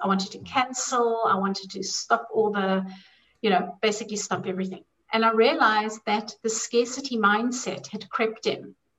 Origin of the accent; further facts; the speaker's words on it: South Africa; I had my own issues with money growing up in South Africa, growing up with a lot of poverty